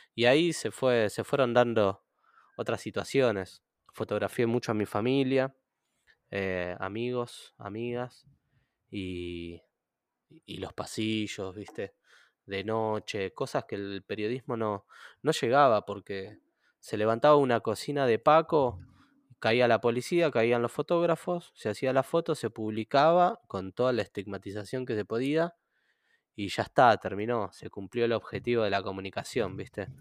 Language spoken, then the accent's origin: Spanish; Moreno, Buenos Aires Province, Argentina; mi infancia en Moreno